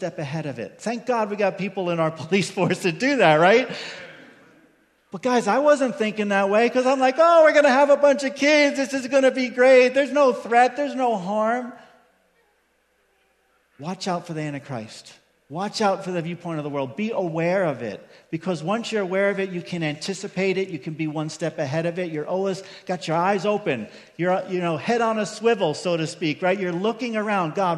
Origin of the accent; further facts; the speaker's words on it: Long Island, New York, United States; I grew up in New York on Long Island